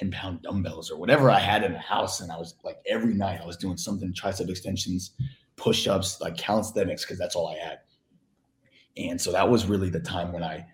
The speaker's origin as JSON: {"language": "English", "region": "Florida", "country": "United States", "tie": "born or raised there", "also_born_or_lived": "Philadelphia, Pennsylvania", "moved": "as an adult", "lives_now": "California, United States", "said": "I was born in Philly and I grew up in Florida for about 14, 15 years before I came to Cali, which is where I am now"}